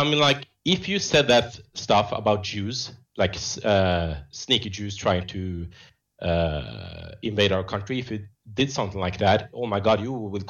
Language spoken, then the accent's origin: English; Norway; English is a second language; as a Norwegian from an immigrant family, of course, I'm North African from Western Sahara.